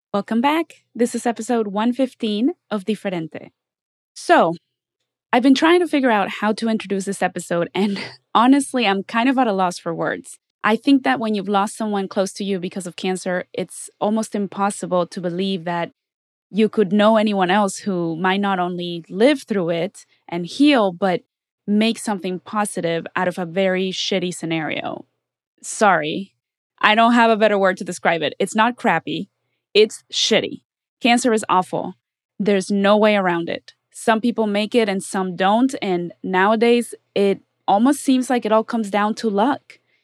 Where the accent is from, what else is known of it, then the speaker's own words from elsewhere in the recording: Mexico; now in Los Angeles, United States; I'm from Mexico.